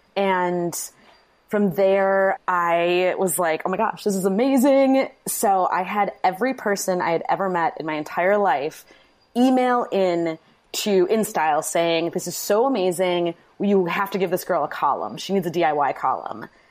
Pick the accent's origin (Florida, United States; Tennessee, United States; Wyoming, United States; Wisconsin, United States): Wisconsin, United States; Manitowoc; moved away as an adult; also born or lived in New York; now in Milwaukee, United States; I'm from Wisconsin, Manitowoc, Wisconsin, which is now kind of an infamous city